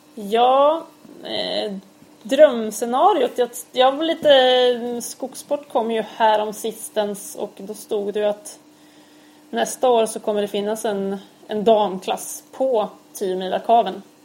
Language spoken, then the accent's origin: Swedish; Örebro, Örebro County, Sweden; also born or lived in Gothenburg; Jag är ju född i Göteborg. Fast sen har jag uppväxt i Örebro.